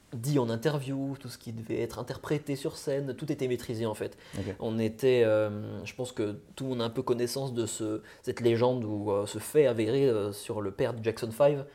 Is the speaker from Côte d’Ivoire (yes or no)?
no; near Besançon, Bourgogne-Franche-Comté, France; also born or lived in Lyon; je suis né à Lyon, en, donc en 1997. Et, euh, j'ai plus vécu en Franche-Comté quand, j'étais gosse. j'ai plus près de Besançon